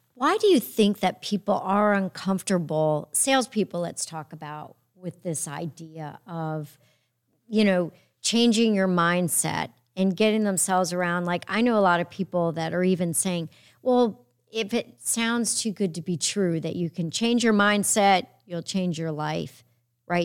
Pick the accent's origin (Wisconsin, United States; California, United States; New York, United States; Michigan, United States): New York, United States; I'm a New Yorker